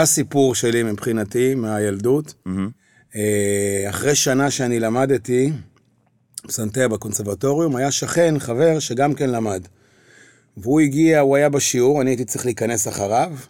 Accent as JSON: {"language": "Hebrew", "town": "Kiryat Bialik", "region": "Haifa District", "country": "Israel", "tie": "born or raised there", "moved": "as an adult", "lives_now": "Tel Aviv, Israel", "said": "אני נולדתי כן. וגדלתי בקריות, בקריית ביאליק"}